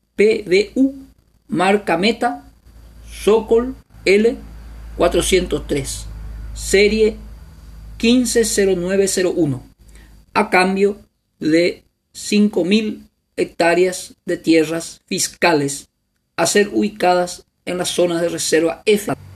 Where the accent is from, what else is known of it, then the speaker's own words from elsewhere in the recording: Paraguay; como paraguayos y paraguayas